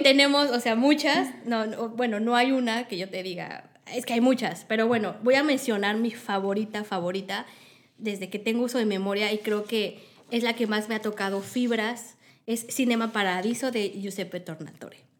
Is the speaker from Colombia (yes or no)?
no; Mexico; en México